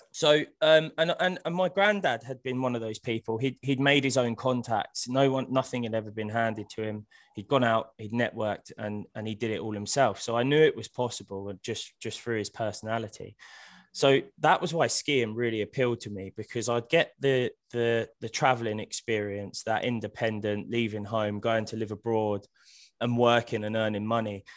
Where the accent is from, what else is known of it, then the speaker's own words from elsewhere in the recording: Hemel Hempstead, East of England, United Kingdom; I was born in Hemel Hempstead. I, I still live there now